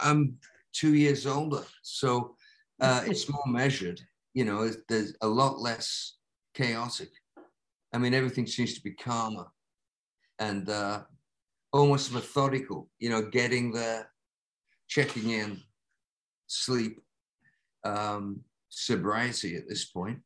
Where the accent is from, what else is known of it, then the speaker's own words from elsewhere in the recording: Lancaster, North West England, United Kingdom; moved away; a row of terraced houses at the highest point of my hometown that faced out into the country. So it was cornfields and wow. a gigantic park with a tremendous like um, folly in the middle, like the Taj Mahal that the industrialist uh, Williamson built for Lancaster